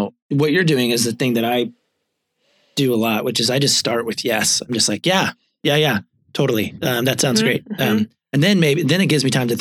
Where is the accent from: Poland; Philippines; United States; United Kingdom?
United States; Southwest Virginia; moved away; I grew up in Southwest Virginia